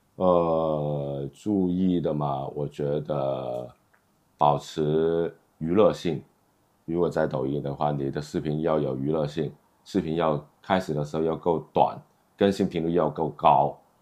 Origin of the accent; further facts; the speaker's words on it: China; 我们中国人的那个圆桌文化